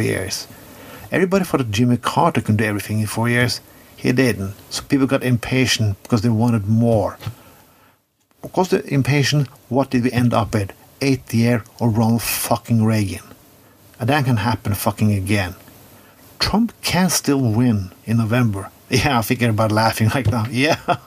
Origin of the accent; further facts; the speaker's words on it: Skien, Vestfold, Norway; I'm a white man, lived up in a good suburban place in my hometown of Skien, Norway.